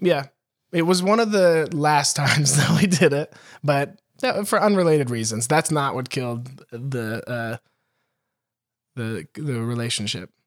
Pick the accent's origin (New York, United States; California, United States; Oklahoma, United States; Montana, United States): Montana, United States; my hometown in Montana